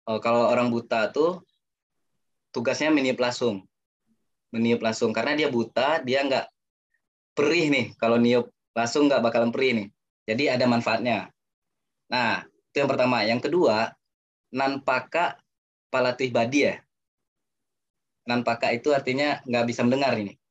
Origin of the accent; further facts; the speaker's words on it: West Sumatra, Indonesia; first language Minangkabau; karena di pepatah Minang mengatakan ini Minangkabau di kampung saya itu bahasa Minang ya